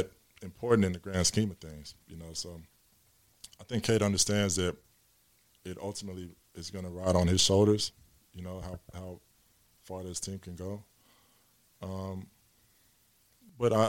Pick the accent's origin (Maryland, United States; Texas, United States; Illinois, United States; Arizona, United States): Texas, United States; we're from Texas